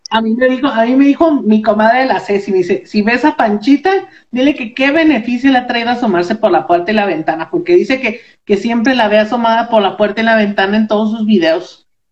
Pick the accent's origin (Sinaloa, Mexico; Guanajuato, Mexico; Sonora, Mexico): Guanajuato, Mexico; Moroleón; now in Morelia, Mexico; Yo vivo, yo vivo aquí en, en Morelia, Michoacán, pero soy de, soy de Moroleón, Guanajuato